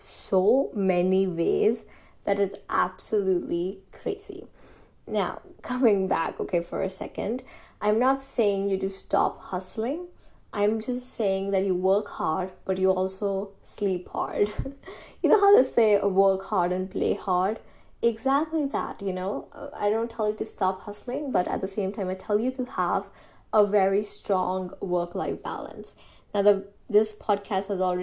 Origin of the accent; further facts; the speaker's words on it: India; I am an Indian.